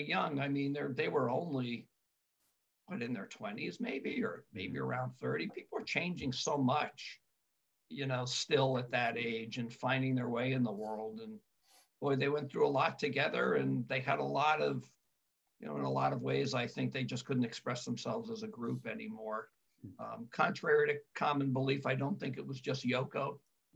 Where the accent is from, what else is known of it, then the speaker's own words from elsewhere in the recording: New Jersey, United States; I grew up in New Jersey